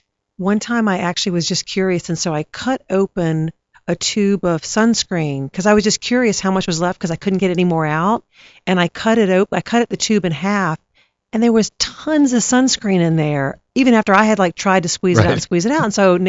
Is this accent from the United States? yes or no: yes; Baton Rouge, Louisiana, United States; I grew up in Baton Rouge.